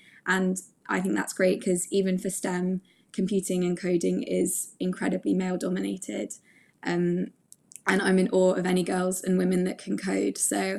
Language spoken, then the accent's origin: English; near Bletchley Park, South East England, United Kingdom; where I grew up is near Bletchley Park